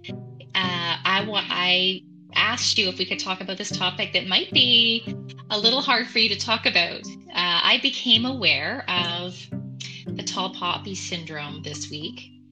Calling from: Ontario, Canada; And I am dialing in from Ontario, Canada.

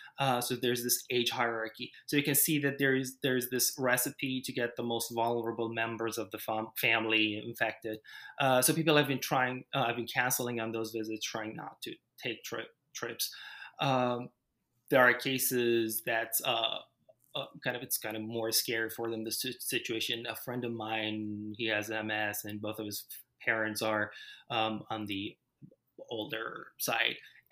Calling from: St. Louis, Missouri, United States; I am sitting in my living room in my one-bedroom apartment in St. Louis, Missouri.

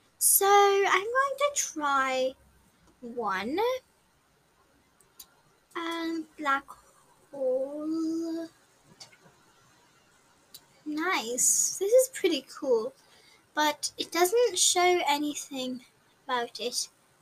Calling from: Alberta, Canada; from Canada. Alberta, Canada.

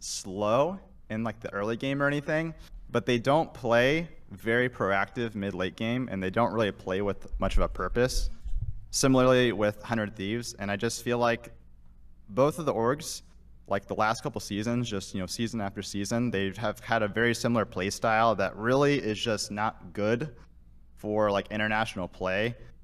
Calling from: Fort Wayne, Indiana, United States; Fort Wayne, Indiana.

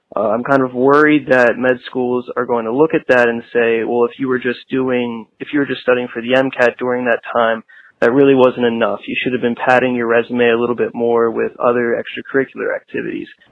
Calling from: Telford, Pennsylvania, United States; I'm calling from Telford, Pennsylvania.

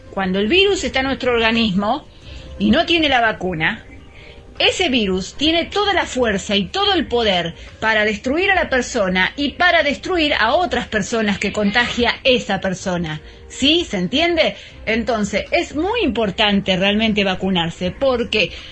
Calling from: Mar del Plata, Buenos Aires Province, Argentina; Hola Gaby … de Mar del Plata.

